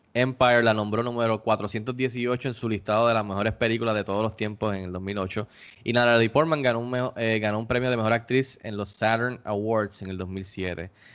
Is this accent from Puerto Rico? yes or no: yes; Puerto Rico; nuestras vidas aquí en Puerto Rico como puertorriqueños